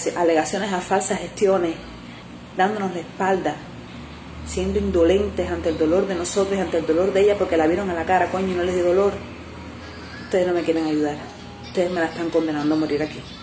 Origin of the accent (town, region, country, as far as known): Cuba